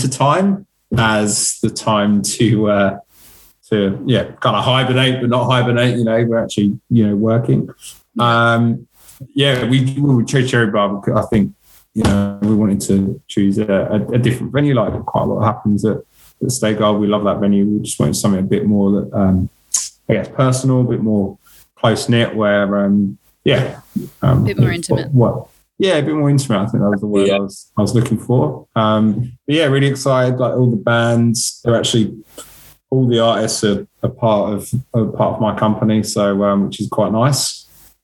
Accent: England, United Kingdom; accent: English; now in Melbourne, Australia; my English accent

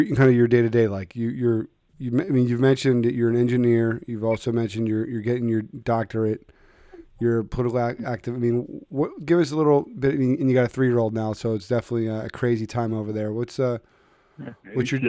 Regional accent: Philadelphia, Pennsylvania, United States; I'm from Philadelphia.

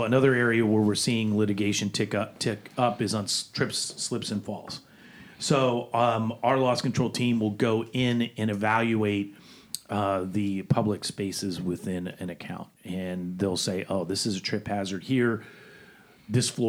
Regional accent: Florida, United States; growing up in Florida

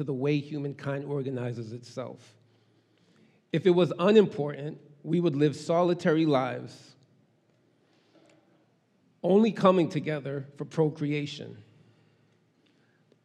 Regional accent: Boston, Massachusetts, United States; first language Haitian Creole and English; also born or lived in Brockton / Haiti (parents); I was born and raised in Boston

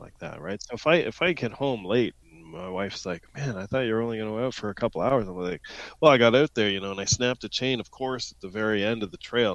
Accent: Ontario, Canada; also born or lived in London, Ontario; I grew up in Ontario, but uh, I, was in French immersion in school

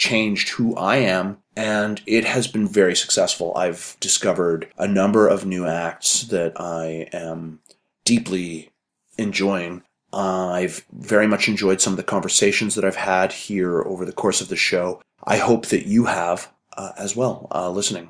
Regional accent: Calgary, Alberta, Canada; I'm from Calgary

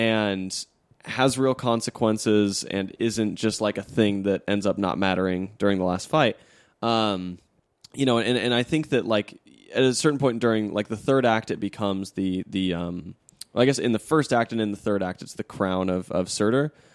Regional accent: Utah, United States; also born or lived in Arizona; I was born in Arizona and, and, you know, like, I didn't, I wasn't raised there. I was raised in Utah

